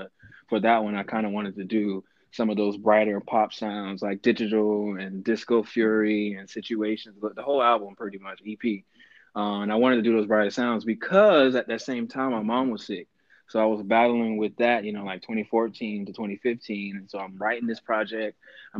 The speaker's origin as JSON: {"language": "English", "town": "Orlando", "region": "Florida", "country": "United States", "moved": "yes", "lives_now": "Los Angeles, United States", "said": "from Orlando, Florida. But I live in the city of Angels, Los Angeles, California."}